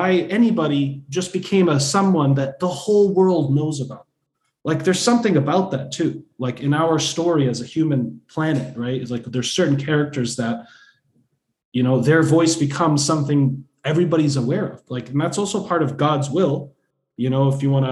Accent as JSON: {"language": "English", "town": "Boston", "region": "Massachusetts", "country": "United States", "said": "I'm also Bostonian"}